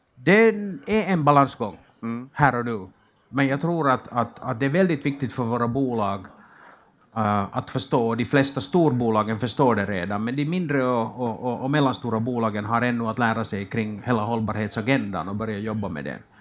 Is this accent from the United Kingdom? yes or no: no; Finland; moved away as an adult; now in Sweden; jag kommer från Finland och flyttade för 18 månader sedan över, över till Sverige